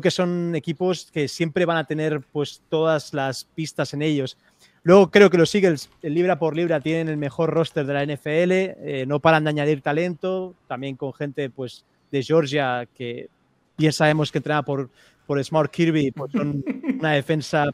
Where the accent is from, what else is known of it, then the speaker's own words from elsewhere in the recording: Spain; soy de España